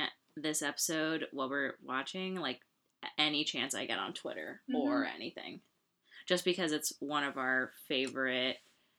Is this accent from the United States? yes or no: yes; California, United States; we're from California